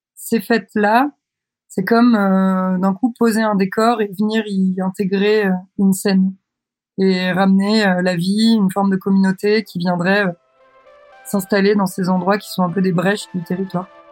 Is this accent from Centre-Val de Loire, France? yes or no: no; Douarnenez, Brittany, France; now in Brest, France; J'ai grandi à Douarnenez, dans le Finistère, en Bretagne, en France, et j'habite à Brest.